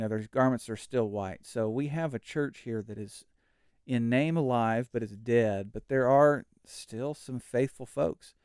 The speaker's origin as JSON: {"language": "English", "region": "Oklahoma", "country": "United States", "moved": "yes", "lives_now": "Texas, United States", "said": "Oklahoma is my home"}